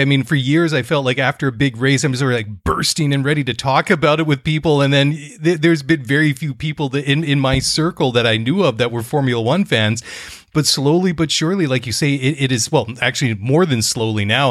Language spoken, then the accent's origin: English; Canada; I'm Canadian guy